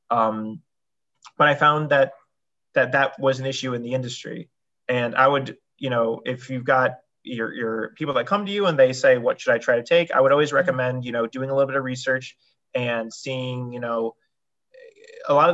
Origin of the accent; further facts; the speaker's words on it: New York, United States; So like Julie said, I came from New York.